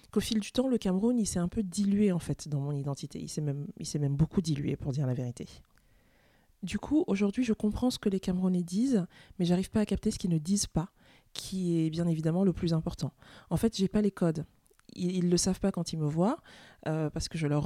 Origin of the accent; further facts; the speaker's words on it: France; je suis française et je suis camerounaise.